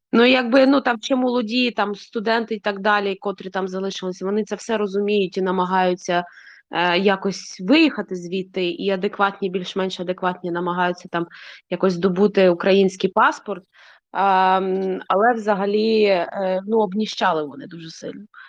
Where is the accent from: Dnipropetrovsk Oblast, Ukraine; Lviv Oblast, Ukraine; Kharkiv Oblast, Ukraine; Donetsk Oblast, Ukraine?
Dnipropetrovsk Oblast, Ukraine; Dnipro; я з Дніпропетровську, ну з Дніпра, і я вирісла